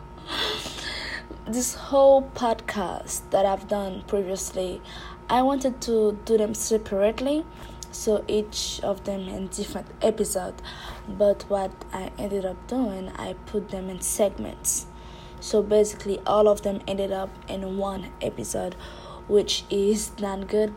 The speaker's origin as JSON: {"language": "English", "country": "Haiti", "tie": "born or raised there", "said": "I was raised and born in Haiti"}